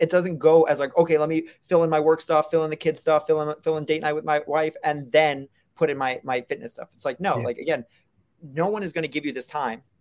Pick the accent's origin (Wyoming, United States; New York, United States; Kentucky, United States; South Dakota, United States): New York, United States; Brooklyn; I'm also from New York, so I talk fast and I talk loud and I gesture with my hands a lot. So that's that's part of the Brooklyn in me too.